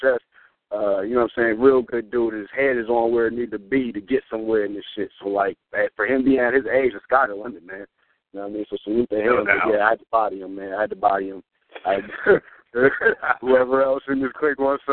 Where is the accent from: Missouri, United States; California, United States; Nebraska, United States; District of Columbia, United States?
Nebraska, United States; I'm from Nebraska.